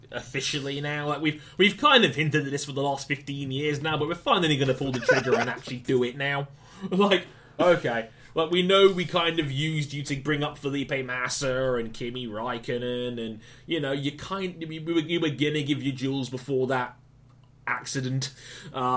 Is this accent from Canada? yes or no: no; England, United Kingdom; I'm the only Englishman on this show now